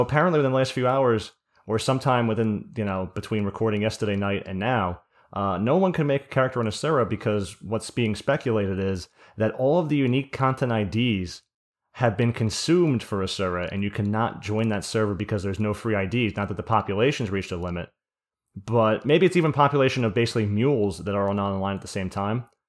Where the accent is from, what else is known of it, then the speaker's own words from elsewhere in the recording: New Jersey, United States; I'm from Jersey